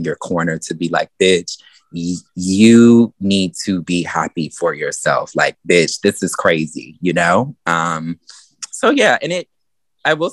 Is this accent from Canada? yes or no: no; the South, United States; growing up in the South